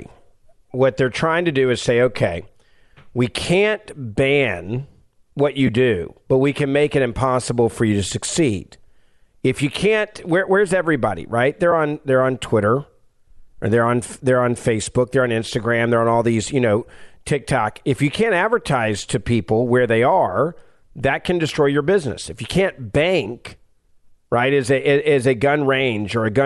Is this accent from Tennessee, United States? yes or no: yes; Memphis, Tennessee, United States; my hometown of Memphis, Tennessee